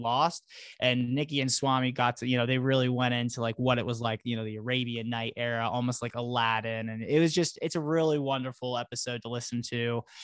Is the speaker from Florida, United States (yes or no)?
yes; Florida, United States; now in Colorado, United States; I'm not from Florida originally, but I, I grew up there for many years